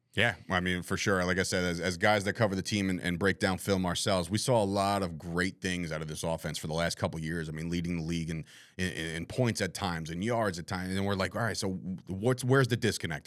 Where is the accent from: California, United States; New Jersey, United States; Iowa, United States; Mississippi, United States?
New Jersey, United States; the guy from New Jersey